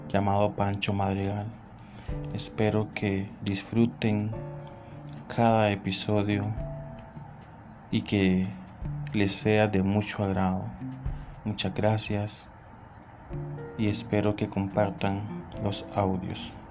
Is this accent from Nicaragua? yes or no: yes; Nicaragua; Soy de un país muy hermoso, Nicaragua.